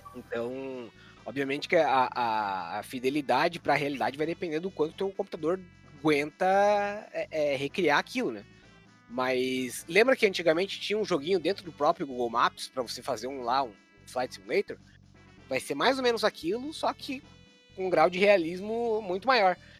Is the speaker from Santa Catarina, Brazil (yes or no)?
yes; interior of Santa Catarina, Brazil; a cidade onde eu nasci, no interior do interior de Santa Catarina